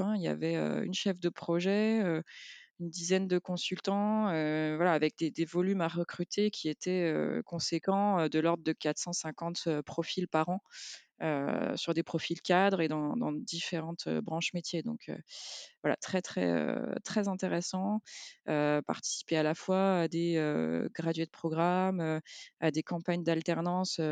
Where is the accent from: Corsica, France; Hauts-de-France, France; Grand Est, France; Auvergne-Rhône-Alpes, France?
Auvergne-Rhône-Alpes, France; Lyon; en tant que lyonnaise